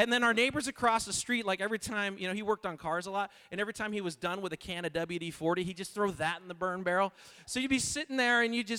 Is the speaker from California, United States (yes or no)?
yes; Shandon, California, United States; moved away as an adult; now in Los Angeles, United States; I grew up in California, but I grew up in a little town called Shandon